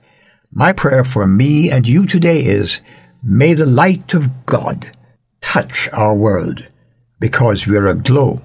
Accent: Jamaica; In Jamaica, where I was born and raised

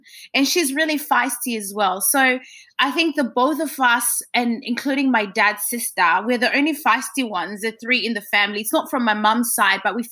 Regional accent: Zimbabwe; I'm from Zimbabwe, so next door to South Africa.

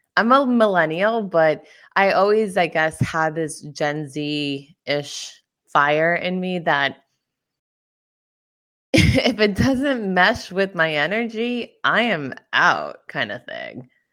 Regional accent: Brentwood, United States; I am from Brentwood

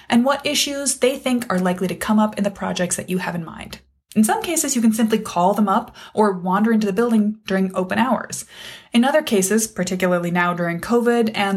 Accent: Wisconsin, United States; my home state of Wisconsin

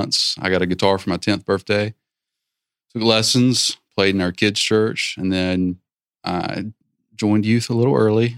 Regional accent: Lumberton, North Carolina, United States; I'm from Lumberton, North Carolina, the metropolis of Lumberton, North Carolina

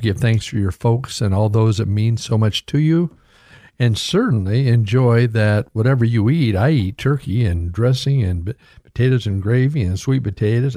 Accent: United States; I was born in America

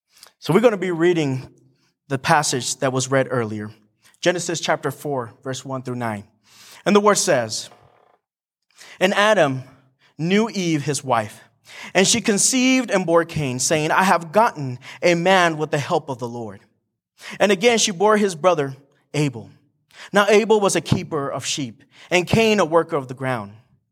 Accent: Morelia, Michoacán, Mexico; also born or lived in San Diego, United States; I was born in San Diego, raised in Mexico, specifically in Morelia, Michoacan, which is really down south in Mexico. And I have a lot of family there.

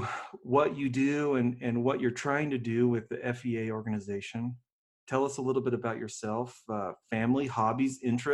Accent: Denver, Colorado, United States; also born or lived in Littleton, Colorado; I grew up in Denver.

